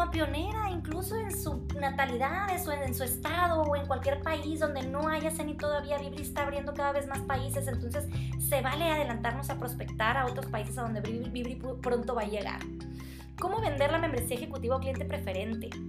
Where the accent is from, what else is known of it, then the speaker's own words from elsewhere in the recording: Sinaloa, Mexico; born there; also born or lived in Sonora / Monterrey; Soy originaria de Sinaloa, pero viví todo el tiempo fuera de, de aquí. Siempre estuve en, Sonora o en Monterrey, entonces mis amistades no son aquí.